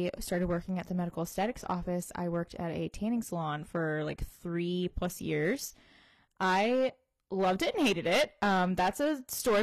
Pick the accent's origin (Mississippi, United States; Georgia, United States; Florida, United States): Georgia, United States; I live in Georgia, right outside of Savannah, actually. And Maddie and I, funny story, went to the same high school together